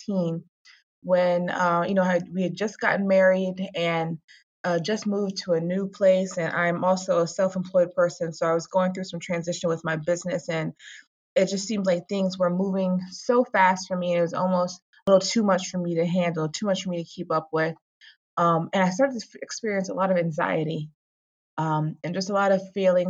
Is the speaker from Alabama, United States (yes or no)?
no; Virginia Beach, Virginia, United States; moved away as an adult; now in Rockland County, United States; I'm originally from Virginia Beach. I've lived in Rockland County, moved here with my husband in 2016